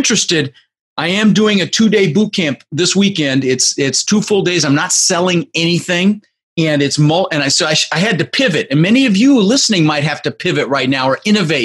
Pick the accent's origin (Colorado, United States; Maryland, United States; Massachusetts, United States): Colorado, United States; Denver; also born or lived in Netherlands; Came here when I was just 6 years old from Holland. I was born in the Netherlands, and we immigrated. I lived in Denver, Colorado, for about 30 years, and we grew up with very little